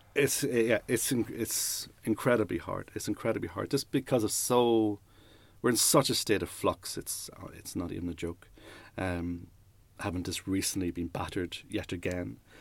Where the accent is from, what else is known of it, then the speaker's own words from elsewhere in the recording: Newry, Northern Ireland, United Kingdom; moved away; also born or lived in London / Leicester; I grew up in Newry